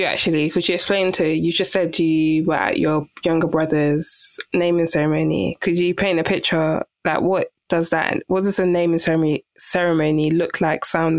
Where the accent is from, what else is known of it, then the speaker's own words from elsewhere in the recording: Nigeria; from one being Nigerian